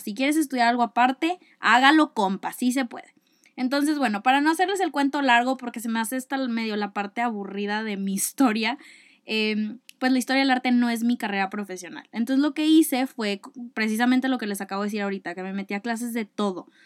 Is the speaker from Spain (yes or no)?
no; Monterrey, Nuevo León, Mexico; soy de Monterrey, Nuevo León.